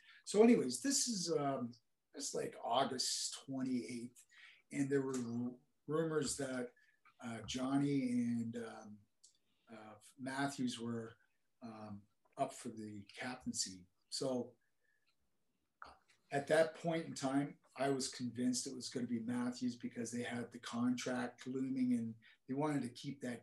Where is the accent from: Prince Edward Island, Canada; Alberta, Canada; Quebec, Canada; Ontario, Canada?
Ontario, Canada; Oakville; we're from Oakville